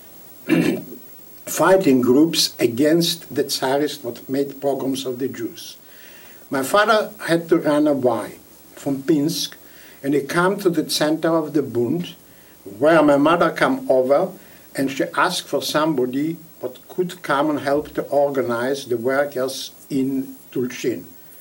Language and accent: English; Vilnius, Vilnius County, Lithuania; first language Yiddish; English is a second language; I was born in Vilna the 25th of May 1924.